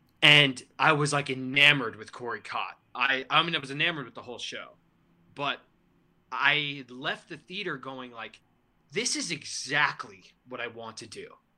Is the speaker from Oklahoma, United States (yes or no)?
no; New York, United States; now in Austin, United States; I'm from New York, but I'm currently living in Austin, Texas. I'll be moving back to New York at the end of the month